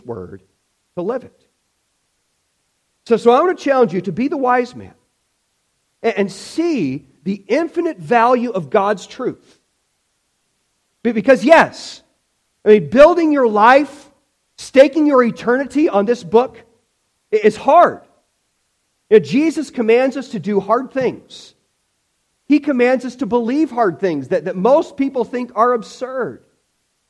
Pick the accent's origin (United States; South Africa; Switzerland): United States; Illinois; when I was a kid in 1993, growing up in Illinois